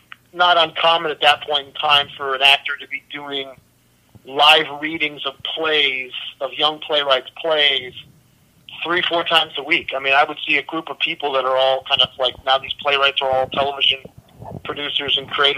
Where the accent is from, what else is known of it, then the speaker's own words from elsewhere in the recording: Chicago, Illinois, United States; I grew up in Chicago